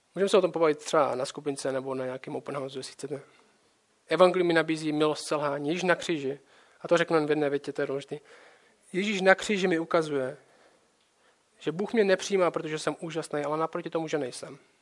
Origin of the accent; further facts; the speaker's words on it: Czechia; Moje hlavní identita není, že jsem Čech